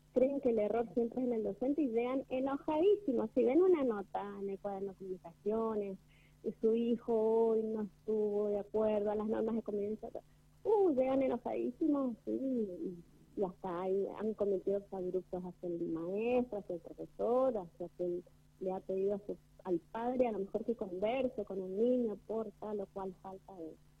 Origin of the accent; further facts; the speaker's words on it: Argentina; como argentinos